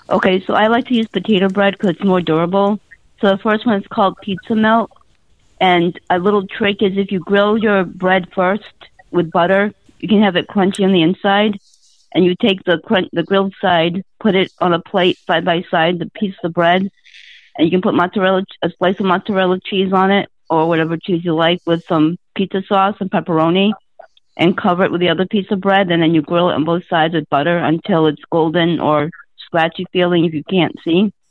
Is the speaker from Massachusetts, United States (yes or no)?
yes; Massachusetts, United States; now in New Hampshire, United States; I'm originally from Massachusetts, but I'm uh-huh. temporarily in New Hampshire, making my way back to Massachusetts.